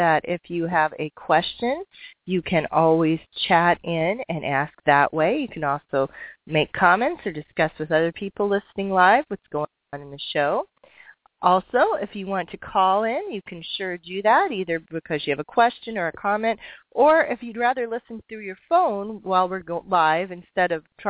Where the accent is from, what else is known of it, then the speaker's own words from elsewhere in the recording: Iowa, United States; another Iowa girl